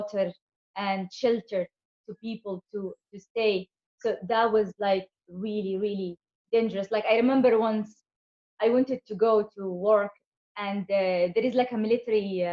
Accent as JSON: {"language": "English", "country": "Yemen", "tie": "born or raised there", "moved": "yes", "said": "Growing up in Yemen"}